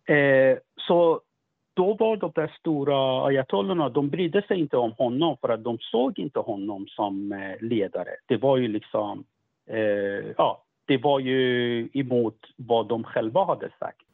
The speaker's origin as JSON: {"language": "Swedish", "country": "Sweden", "said": "jag kommer från Sverige"}